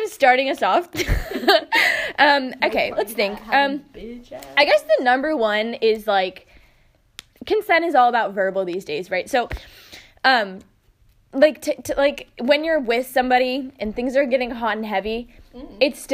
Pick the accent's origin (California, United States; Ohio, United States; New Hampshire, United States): New Hampshire, United States; Tiny Town; we are from Tiny Town, USA